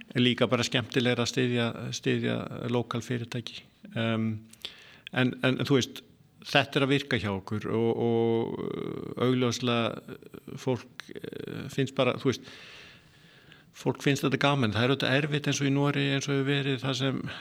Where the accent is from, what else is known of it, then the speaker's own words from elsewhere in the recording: Iceland; moved away; also born or lived in Norway; fættur alveg upp á Íslandi, eh, ég er með íslenskan passa